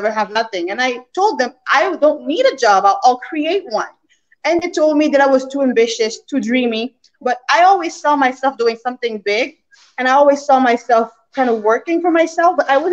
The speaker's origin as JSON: {"language": "English", "country": "Canada", "also_born_or_lived": "New York / Caribbean", "moved": "as an adult", "said": "I'm from Canada, but then I moved to New York to get into the financial mega place of New York"}